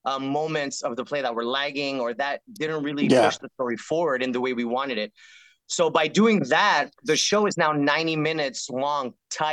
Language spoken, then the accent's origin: English; Canada; moved away as an adult; now in California, United States; But even though on my resume it says Canadian passport